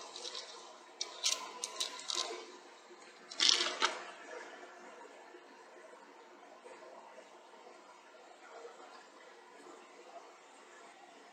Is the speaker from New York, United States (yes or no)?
no; Decatur, Illinois, United States; moved away as an adult; now in Mississippi, United States; I grew up a couple hours south of Chicago, Illinois. But I've been down here. I left Illinois when I was 21